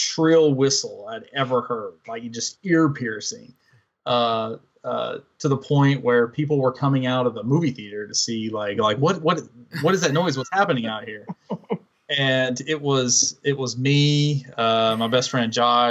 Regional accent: Northeast Tennessee, United States; moved away; we're all from Northeast Tennessee

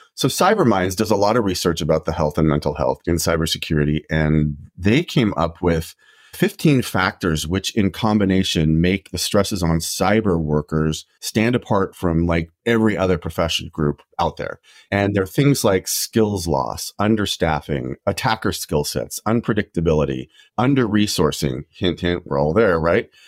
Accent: Idaho, United States; I grew up in Idaho

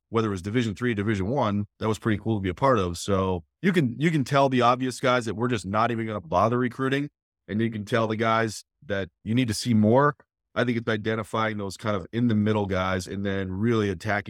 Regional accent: New England, United States; moved away as an adult; also born or lived in State College; now in Gettysburg, United States; I grew up in New England.

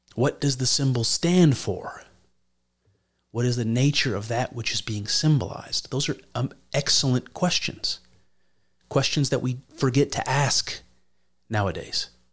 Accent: United States; as an American

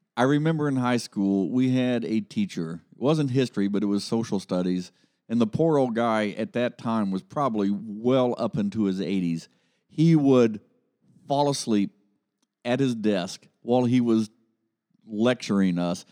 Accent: Columbus, Ohio, United States; now in Dayton, United States; I grew up over in Columbus.

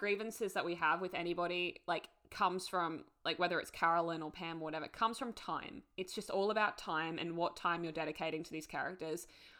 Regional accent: Australia; we're Australian.

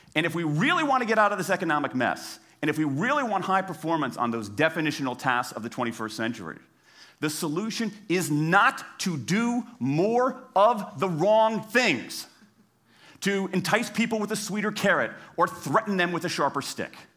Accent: Washington, District of Columbia, United States; my hometown of Washington, D C

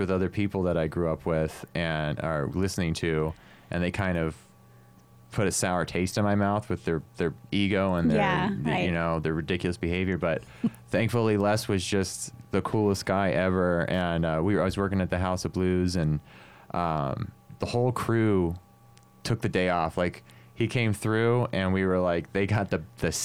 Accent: Northern California, United States; I grew up in Northern California area

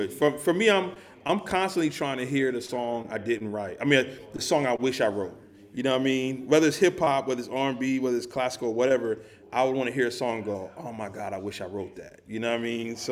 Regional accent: New Jersey, United States; I grew up in New Jersey. I grew up a hip-hop kid

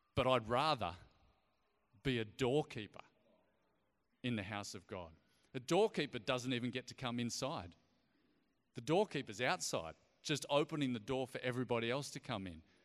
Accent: Ballina, New South Wales, Australia; accent: Australian; moved away as an adult; also born or lived in Sydney / Galway; now in Darwin, Australia; I grew up in Ballina, just down the road, a few hours away

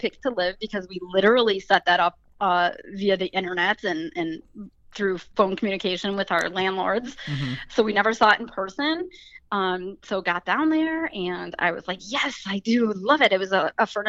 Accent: Ohio, United States; moved away as an adult; I was from Ohio

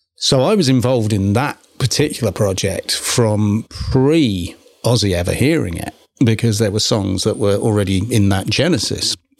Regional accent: England, United Kingdom; moved away; being English

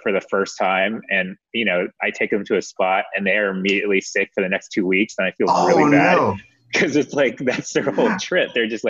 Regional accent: United States; first language Vietnamese; English is a second language; I only spoke Vietnamese up until the age of 5. I didn't know English until I was 5. And I was born in the States

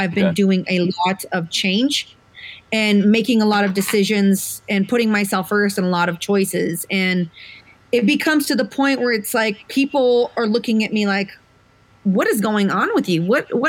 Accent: Colorado, United States; It's like, I'm from Colorado.

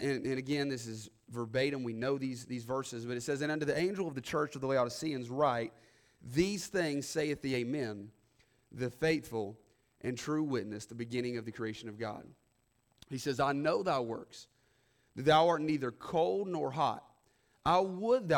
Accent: the South, United States; we have this thing in the South where people still go to church oftentimes

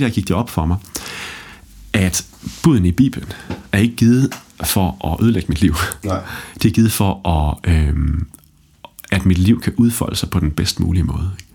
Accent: Holstebro, Central Denmark Region, Denmark; Jeg er vokset op i Holstebro

